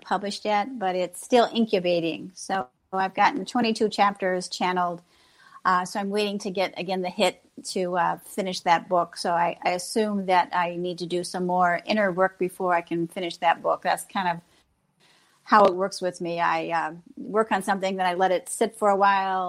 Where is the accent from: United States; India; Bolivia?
United States; Galesburg, Illinois; also born or lived in Lakeland, Florida; I moved back to Illinois, to my hometown here in Galesburg, Illinois